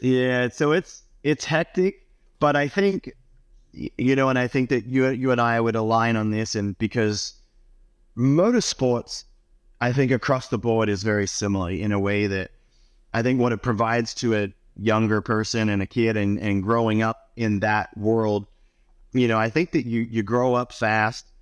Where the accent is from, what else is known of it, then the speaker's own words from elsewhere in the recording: Australia; moved away; growing up in Australia